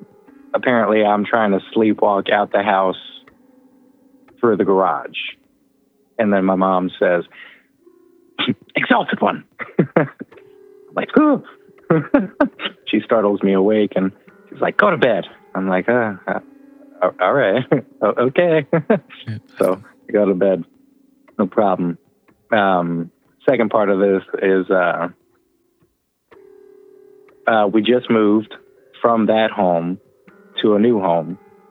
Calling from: Indiana, United States; Yep, Indiana.

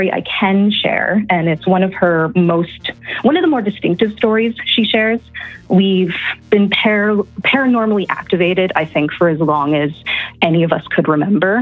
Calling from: Calgary, Alberta, Canada; I'm calling from Calgary, Alberta, Canada

